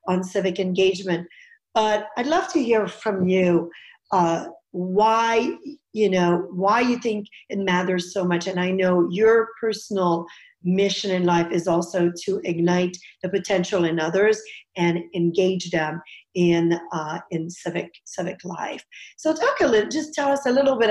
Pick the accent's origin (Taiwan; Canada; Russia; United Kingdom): Canada; now in United States; I'm originally from Canada